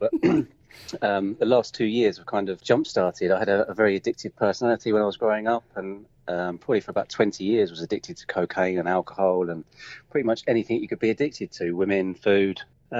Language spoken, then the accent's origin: English; London, United Kingdom; I'm from London, the UK, and I teach people in energies.